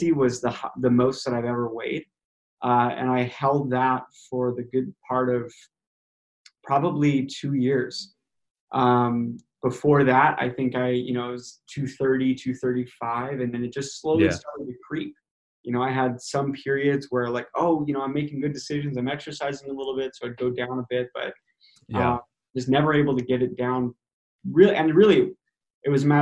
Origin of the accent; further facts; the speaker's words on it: northern Wisconsin, United States; now in Portland, United States; I am local to the Portland, Oregon area. I didn't grow up here, grew up in northern Wisconsin